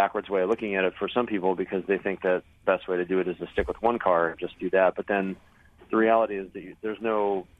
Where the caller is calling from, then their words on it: Sebring, Florida, United States; I'm calling in from the straightaway between turn 16 and 17 at Sebring.